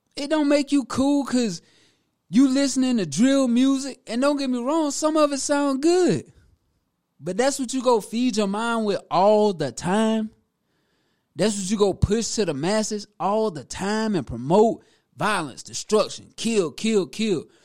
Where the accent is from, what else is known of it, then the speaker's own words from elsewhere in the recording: Prosperity, South Carolina, United States; now in Greenville, United States; Born and raised in Prosperity, South Carolina, to be exact, which is Newberry County